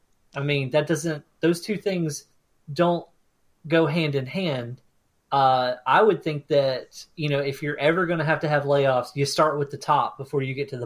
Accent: Florida, United States; What is it about growing up in Florida?

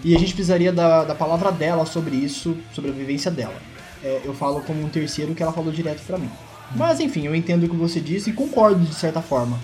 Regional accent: Brazil

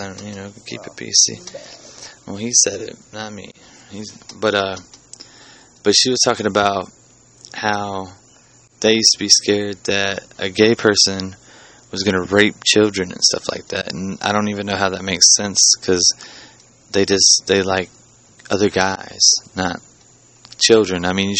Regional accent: the South, United States; we are from the South.

